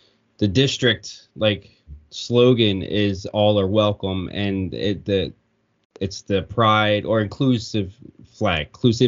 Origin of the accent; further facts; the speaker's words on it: Pennsylvania, United States; we're obviously from Pennsylvania. Our school district is Hatboro-Horsham